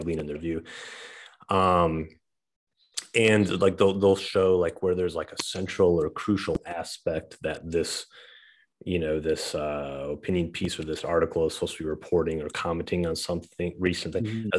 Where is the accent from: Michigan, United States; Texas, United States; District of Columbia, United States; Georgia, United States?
Michigan, United States; Saginaw; moved away; my hometown where I grew up. Um, or in Saginaw, Michigan